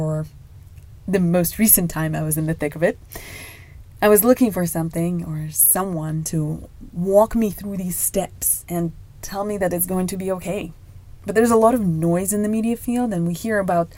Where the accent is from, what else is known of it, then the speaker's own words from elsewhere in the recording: Moscow, Russia; moved away as an adult; now in United States; I was born and raised in Moscow, Russia